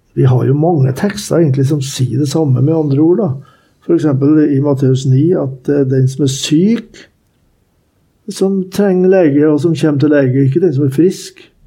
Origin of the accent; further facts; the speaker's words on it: Norway; jeg er fra Norge